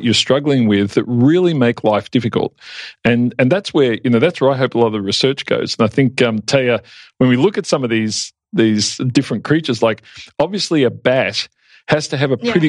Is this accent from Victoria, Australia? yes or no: yes; Yarraville, Victoria, Australia; I grew up in Yarraville